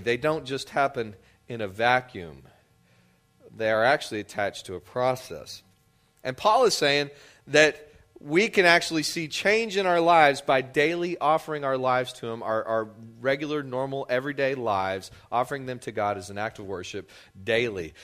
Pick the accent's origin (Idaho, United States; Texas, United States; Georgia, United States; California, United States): Texas, United States; West; moved away as an adult; now in Louisiana, United States; I grew up in West Texas, and I was not familiar with the concept of, of Lent, I don't think until I moved to Louisiana when I was twenty years old